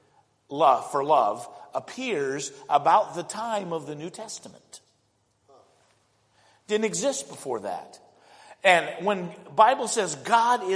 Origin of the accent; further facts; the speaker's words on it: Indianapolis, Indiana, United States; they moved, ended up living in inner city Indianapolis